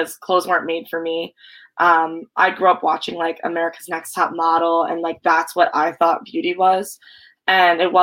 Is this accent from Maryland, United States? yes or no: yes; Severna Park, Maryland, United States; now in Massachusetts, United States; I grew up in Severna Park, Maryland